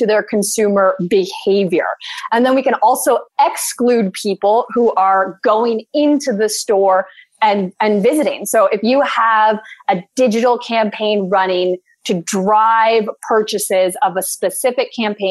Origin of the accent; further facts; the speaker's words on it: Canada; I'm a Canadian